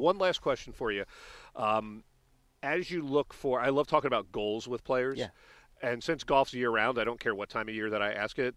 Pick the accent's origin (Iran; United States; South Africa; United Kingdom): United States; Florida; I grew up in Florida